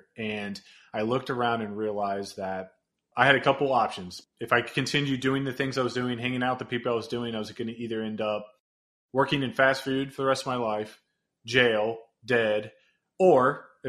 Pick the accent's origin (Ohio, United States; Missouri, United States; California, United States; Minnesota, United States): Ohio, United States; Cincinnati; So I was born and raised here in Cincinnati.